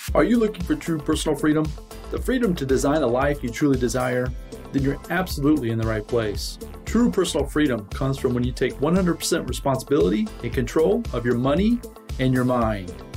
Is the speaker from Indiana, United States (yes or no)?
yes; Indiana, United States; I'm born and raised in Indiana